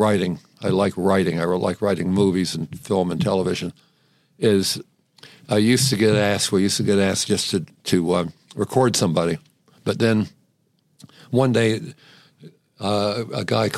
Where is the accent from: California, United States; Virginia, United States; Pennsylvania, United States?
Virginia, United States; Salem; moved away as an adult; also born or lived in New Brunswick, New Jersey, United States; now in New York, United States; I was actually born in New Brunswick, New Jersey. But my parents moved to Salem, Virginia when I was 9, so I had to go with them